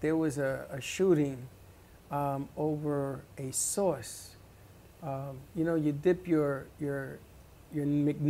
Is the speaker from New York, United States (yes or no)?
yes; New York City, New York, United States; 17 times we moved from the South Bronx all the way up to the North Bronx by DeWitt Clinton High School. I lived everywhere in the Bronx.